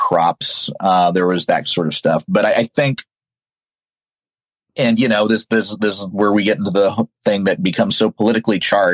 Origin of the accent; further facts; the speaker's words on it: the American West, United States; growing up in the American West